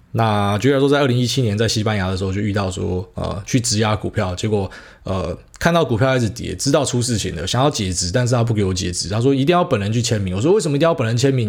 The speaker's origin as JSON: {"language": "Chinese", "country": "Taiwan", "said": "就我们台湾人最聪明了"}